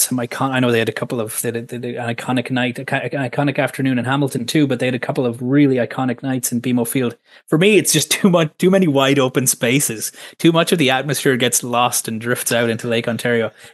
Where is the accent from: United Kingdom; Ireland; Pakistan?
Ireland; moved away as an adult; now in Toronto, Canada; I have been in Canada now almost a decade, but I'm from Ireland originally